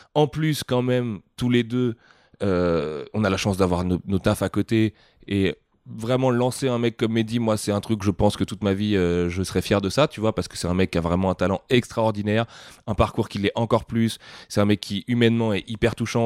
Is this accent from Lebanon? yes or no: no; France; on est français